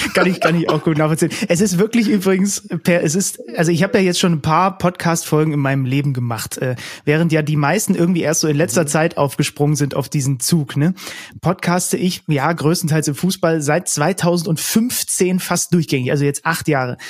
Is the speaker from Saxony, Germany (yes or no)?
yes; Zwickau, Saxony, Germany; also born or lived in Reinsdorf; Zwickau, geboren in Zwickau